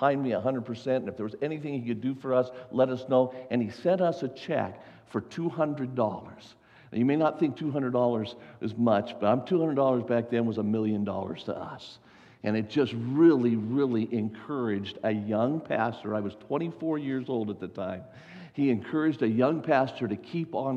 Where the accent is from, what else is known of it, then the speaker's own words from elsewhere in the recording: Las Vegas, Nevada, United States; I was born and raised in Las Vegas, Nevada